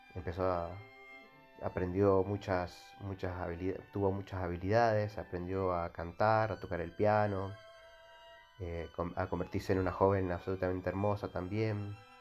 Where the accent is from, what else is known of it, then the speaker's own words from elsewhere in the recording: Mendoza, Argentina; nosotros los mendocinos, incluyo porque eh, yo, yo soy de Mendoza